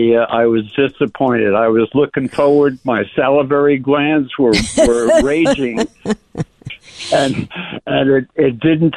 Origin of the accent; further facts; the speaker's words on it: New York City, New York, United States; also born or lived in Mahopac, New York; now in San Diego, United States; I was raised in the South Bronx.